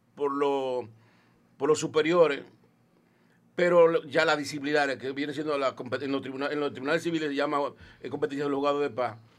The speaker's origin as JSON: {"language": "Spanish", "town": "Villa González", "region": "Santiago", "country": "Dominican Republic", "tie": "born or raised there", "also_born_or_lived": "Santo Domingo", "moved": "as an adult", "said": "yo nací en un campo, le dicen el Limón de Villa González. O sea, soy nativo de aquí"}